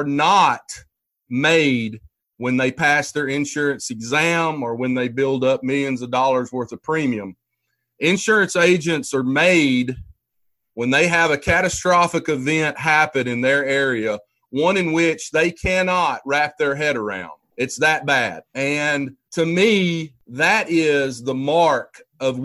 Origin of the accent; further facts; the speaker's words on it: Hamilton, Alabama, United States; my hometown of Hamilton, Alabama